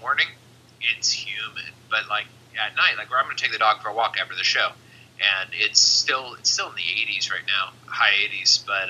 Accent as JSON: {"language": "English", "region": "Northern California", "country": "United States", "moved": "yes", "lives_now": "Texas, United States", "said": "I'm from Northern California"}